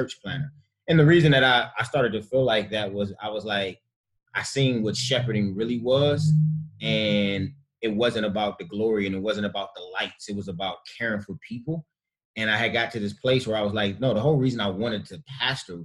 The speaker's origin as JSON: {"language": "English", "town": "Cleveland", "region": "Ohio", "country": "United States", "tie": "born or raised there", "said": "born and raised in Cleveland, Ohio."}